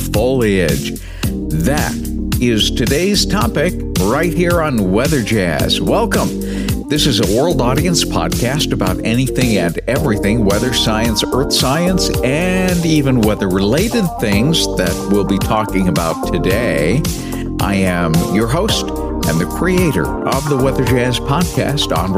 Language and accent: English; New Bedford, Massachusetts, United States; now in Northeast Ohio, United States; my hometown is, Southern New England, New Bedford.